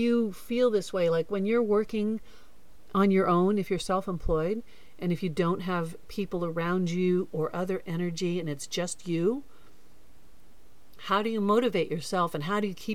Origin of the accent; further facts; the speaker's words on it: Florida, United States; also born or lived in Newport Beach, California / Boulder, Colorado; now in Hawaii, United States; I grew up in Florida